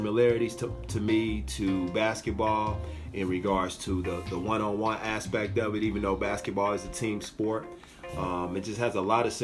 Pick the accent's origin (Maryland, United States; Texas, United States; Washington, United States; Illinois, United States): Illinois, United States; also born or lived in St. Louis, Missouri; Grew up in Illinois